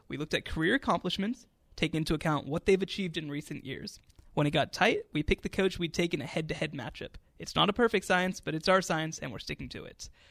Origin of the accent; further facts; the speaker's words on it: Coppell, Texas, United States; My family's from Texas. I, I'm from Coppell